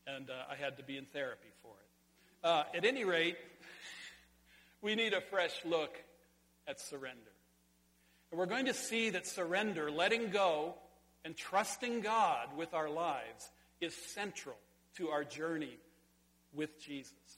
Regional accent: Sonora, California, United States; in California, in my hometown, at the Sonora High School swimming pool high dive

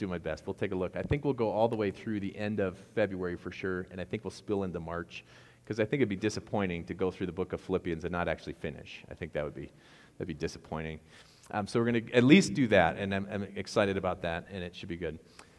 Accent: Wisconsin, United States; accent: Wisconsin; I know I sound like I'm from Wisconsin when I say begged.

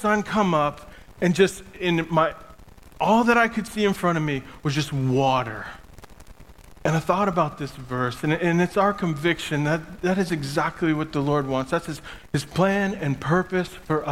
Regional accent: Maine, United States; moved away as an adult; now in Ukraine; I'm originally from Maine. I grew up as a farm boy.

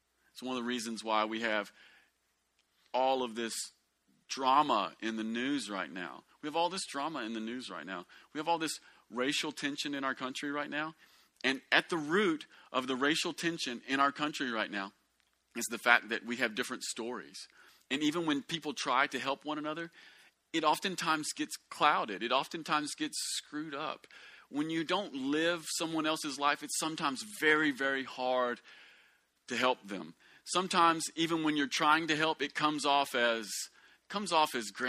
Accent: United States; white people growing up in America

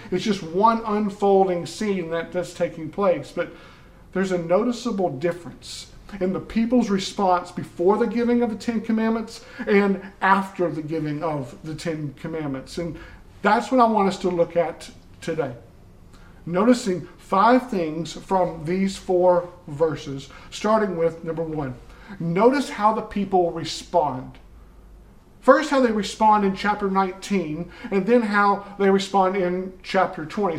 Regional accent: the South, United States; growing up in the South

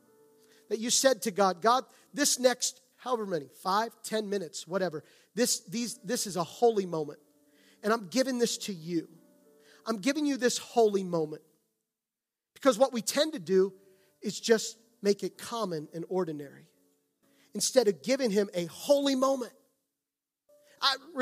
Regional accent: outside of Gettysburg, Pennsylvania, United States; I grew up outside of Gettysburg.

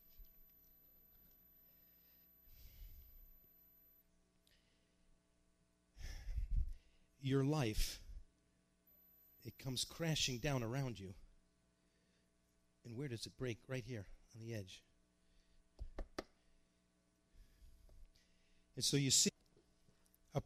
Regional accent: New York, United States; I grew up in New York

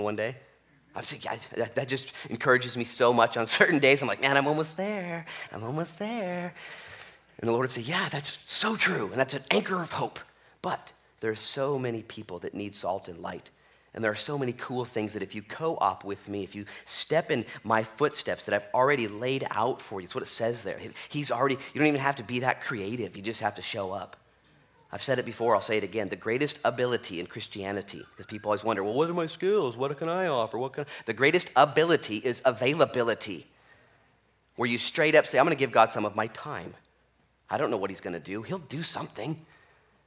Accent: Newport, Oregon, United States; We grew up here in Newport, and we were 16

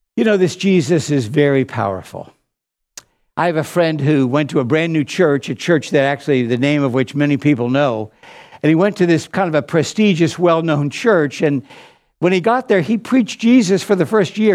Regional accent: Pittsburgh, Pennsylvania, United States; moved away; also born or lived in New York City; When I was a boy growing up in Pittsburgh, Pennsylvania

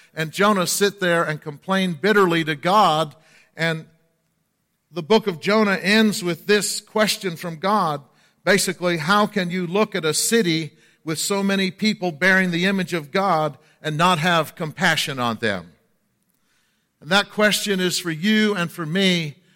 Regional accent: the North, United States; accent: Yankee; moved away as an adult; also born or lived in Lakeland, Florida; I was from the north

